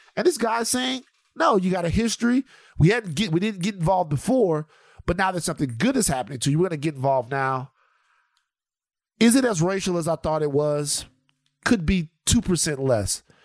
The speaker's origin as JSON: {"language": "English", "country": "United States", "said": "We're American. Like, we're American"}